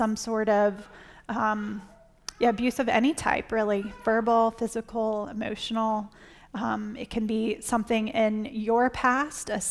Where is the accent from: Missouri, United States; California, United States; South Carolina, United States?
South Carolina, United States; now in Virginia, United States; I grew up in South Carolina, but now we live in Virginia